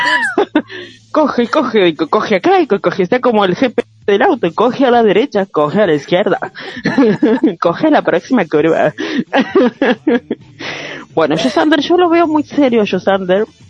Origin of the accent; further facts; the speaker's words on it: Concordia, Entre Ríos, Argentina; la ciudad de Concordia, el lugar donde yo nací